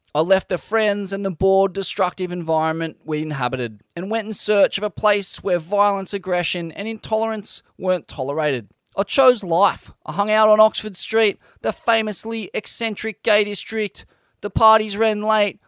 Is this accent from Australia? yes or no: yes; Sydney, New South Wales, Australia; growing up in Sydney's southeast, fights were a constant